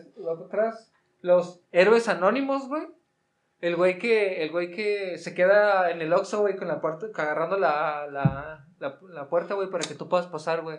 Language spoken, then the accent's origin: Spanish; Mexico; como hermanos mexicanos